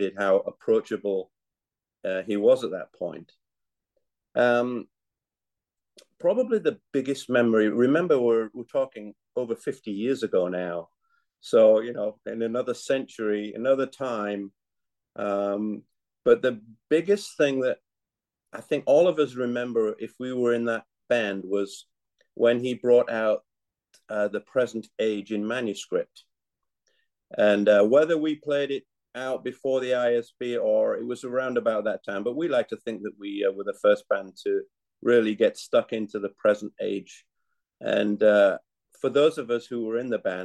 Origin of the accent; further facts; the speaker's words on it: Yorkshire and the Humber, United Kingdom; now in United States; I was born in England and grew up in Yorkshire and now live in the United States